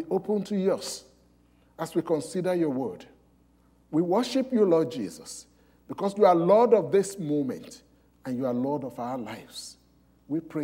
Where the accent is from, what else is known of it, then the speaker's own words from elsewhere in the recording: Nigeria; moved away; I came from Nigeria